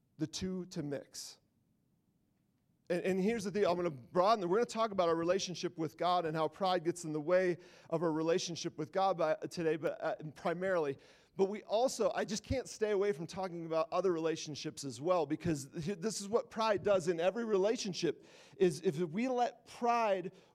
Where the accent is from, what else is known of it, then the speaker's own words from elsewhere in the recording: Wisconsin, United States; moved away; I'm from Wisconsin. Everybody played trump games. So, like, it's like what we do there